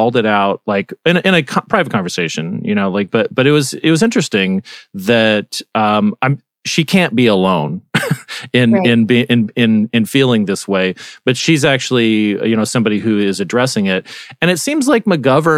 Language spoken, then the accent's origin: English; Arizona, United States; I'm from Arizona